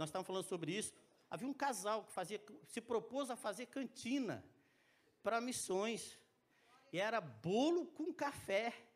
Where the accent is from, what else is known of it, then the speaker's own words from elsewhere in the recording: Minas Gerais, Brazil; moved away; Eu sou mineiro